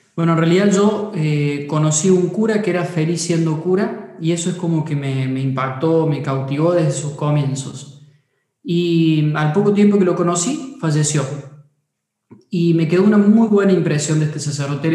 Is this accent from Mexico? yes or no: no; Córdoba, Argentina; soy cordobés